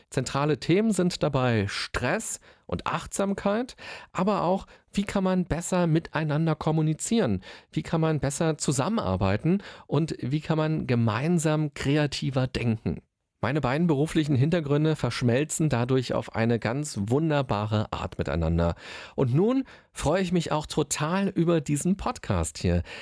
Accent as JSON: {"language": "German", "region": "Berlin", "country": "Germany", "said": "ich bin waschechter Berliner"}